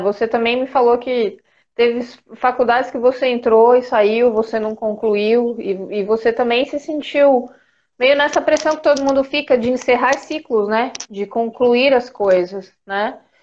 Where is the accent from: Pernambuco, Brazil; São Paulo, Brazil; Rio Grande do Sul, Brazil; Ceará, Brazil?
São Paulo, Brazil; São José do Rio Preto; moved away as an adult; now in São Paulo, Brazil; eu sou do interior, sou de São José do Rio Preto, bem longe daqui de São Paulo.